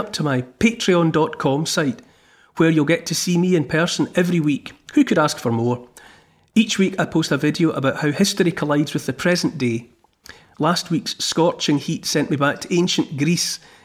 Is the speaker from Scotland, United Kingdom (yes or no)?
yes; Dumfries, Scotland, United Kingdom; also born or lived in Ayr; I spent some of my childhood in Ayr, near where he was born, and I grew up in Dumfries